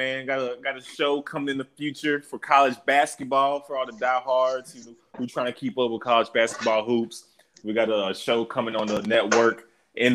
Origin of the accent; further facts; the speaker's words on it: Mississippi, United States; I'm from Mississippi.